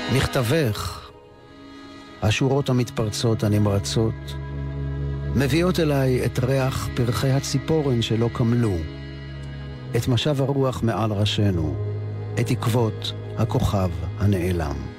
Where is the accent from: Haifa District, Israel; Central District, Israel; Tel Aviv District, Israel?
Tel Aviv District, Israel; Ramat Gan; ובשמי רמת גן, שנות החמישים